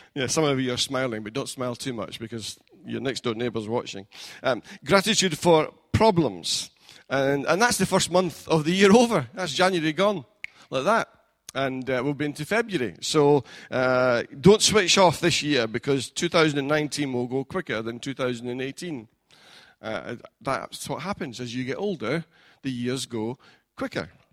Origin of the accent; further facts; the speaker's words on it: Scotland, United Kingdom; now in England, United Kingdom; I'm a foreigner in this land, being England and being Scottish